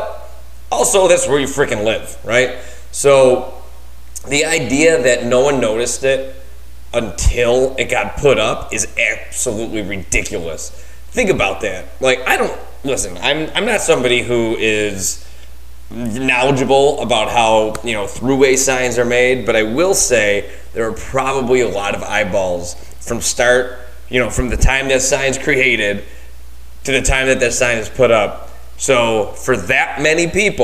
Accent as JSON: {"language": "English", "town": "Buffalo", "region": "New York", "country": "United States", "moved": "yes", "said": "I'm from Buffalo, New York, right? So we have some, I don't live there anymore"}